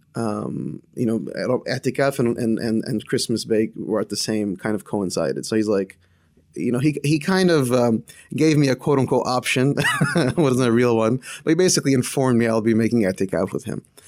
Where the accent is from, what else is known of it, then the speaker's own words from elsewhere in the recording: northern New Jersey, United States; now in Boston, United States; born and raised in New Jersey